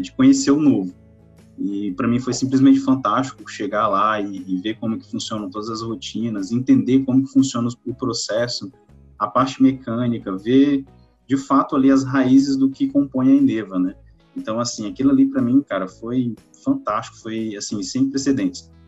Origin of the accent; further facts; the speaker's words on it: Lago da Pedra, Maranhão, Brazil; eu sou natural do Maranhão, do interior, cidade de é, Lago da Pedra